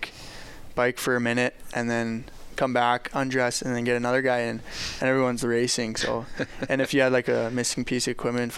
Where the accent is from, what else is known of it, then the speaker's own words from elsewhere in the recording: LaGalle, Alberta, Canada; my hometown, LaGalle